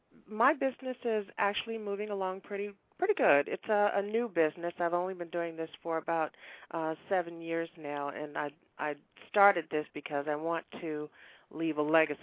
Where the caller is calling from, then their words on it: Washington, District of Columbia, United States; I'm calling from Washington, D.C.